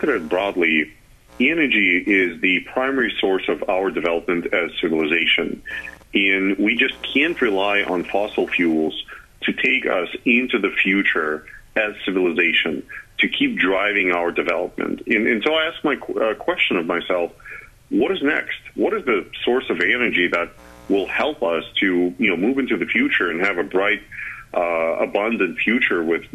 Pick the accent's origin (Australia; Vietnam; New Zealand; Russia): Russia; moved away as an adult; now in Charlottesville, United States; I am originally from Russia, and that's kind of where I started working